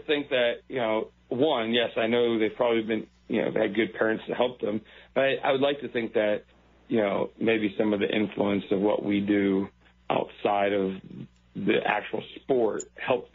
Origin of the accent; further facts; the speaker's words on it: Buffalo, New York, United States; I'm from Buffalo, New York